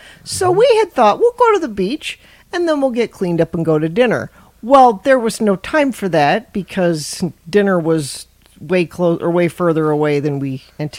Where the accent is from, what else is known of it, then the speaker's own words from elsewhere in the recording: Utah, United States; I'm from Utah visiting my son in the Navy.